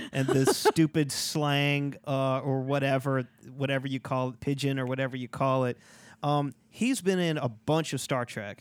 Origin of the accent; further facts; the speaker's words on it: Louisiana, United States; I'm from Louisiana.